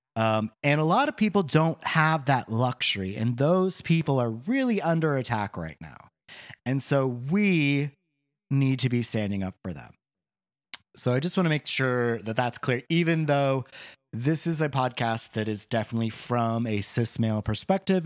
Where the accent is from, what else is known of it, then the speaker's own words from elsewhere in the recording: Boring, Oregon, United States; also born or lived in Portland, Oregon; I grew up on a farm outside of Portland in the town of Boring, Oregon, which is a real place